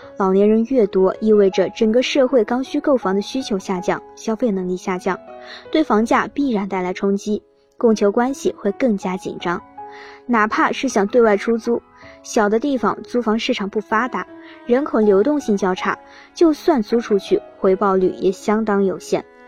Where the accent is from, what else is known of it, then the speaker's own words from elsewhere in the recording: Hebei, China; moved away; 我老家河北